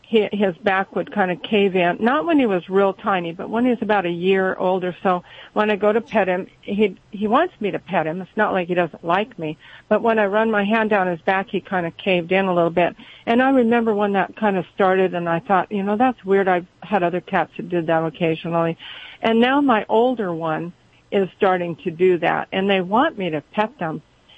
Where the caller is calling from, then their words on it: Cottonwood, California, United States; Cottonwood, California.